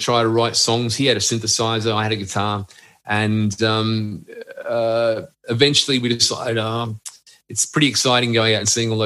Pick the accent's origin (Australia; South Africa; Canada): Australia